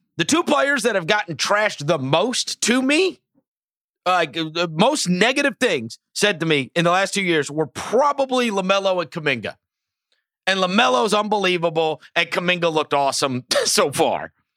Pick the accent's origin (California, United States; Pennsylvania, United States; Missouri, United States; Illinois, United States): Missouri, United States; St. Louis; also born or lived in New York; My father got transferred and we moved to Saint Louis.